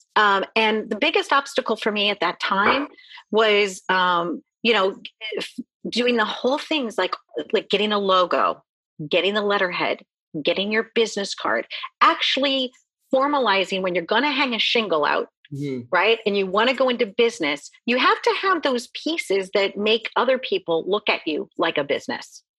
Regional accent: Midwest, United States; I grew up in the Midwest

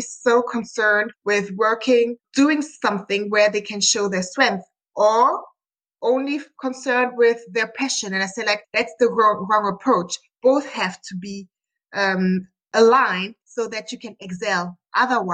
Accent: Munich, Bavaria, Germany; I'm from Germany, Munich, and I'm a business engineer

